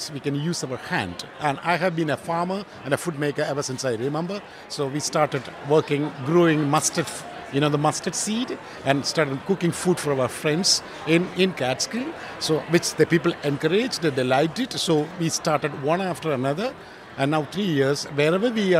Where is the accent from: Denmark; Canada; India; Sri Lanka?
India; moved away as an adult; now in upstate New York, United States; I came from India in 2014.